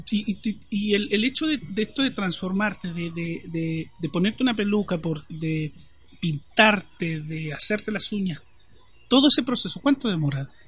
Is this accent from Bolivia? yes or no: no; Concepción, Biobío, Chile; Yo soy de Concepción. Túneles de ratones deben haber. Sí, yo, soy de Concepción. No soy